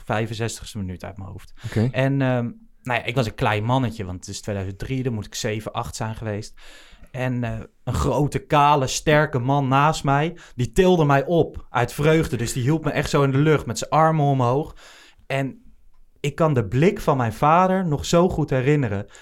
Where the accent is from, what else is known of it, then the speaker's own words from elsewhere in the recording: Achterhoek, Gelderland, Netherlands; now in Hilversum, Netherlands; Ik ben niet geboren in Amsterdam, zelfs niet in de, in de regio, opgegroeid in de Achterhoek zelfs